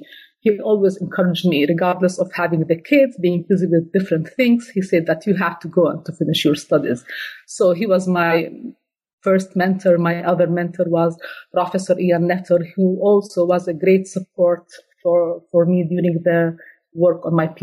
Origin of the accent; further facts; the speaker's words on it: Jordan; also born or lived in Slovenia; I was born in Slovenia to a Jordanian father, to a Jordanian father and Slovenian mother, where I lived like for 8 years before moving to Jordan. I attended the school in Jordan